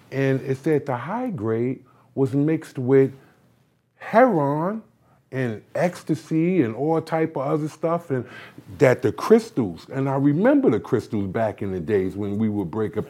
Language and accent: English; Barbados; I'm from Barbados.